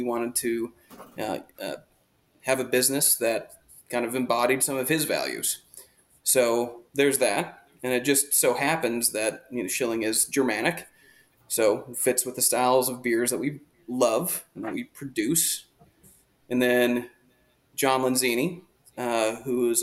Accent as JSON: {"language": "English", "region": "Northern Michigan", "country": "United States", "tie": "born or raised there", "moved": "yes", "lives_now": "New Hampshire, United States", "said": "the town that we grew up in Northern Michigan"}